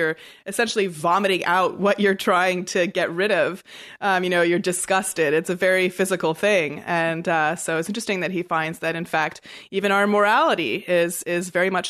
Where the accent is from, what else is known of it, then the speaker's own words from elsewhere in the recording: Canada; Perhaps I'm too Canadian.